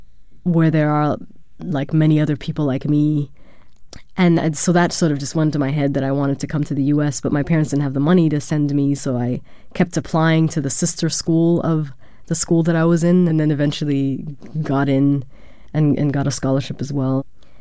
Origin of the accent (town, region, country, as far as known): Germany; born or raised there